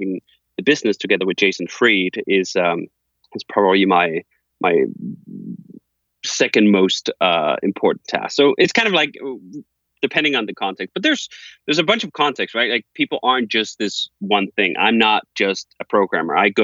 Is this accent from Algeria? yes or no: no; Copenhagen, Capital Region of Denmark, Denmark; moved away as an adult; now in United States; I'm from Copenhagen, Denmark, and I lived there until I was 25 years old. And then I moved to the US